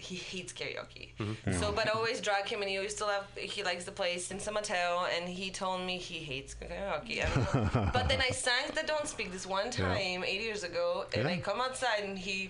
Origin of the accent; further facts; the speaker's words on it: Poland; English is a second language; moved away as an adult; I'm from Poland.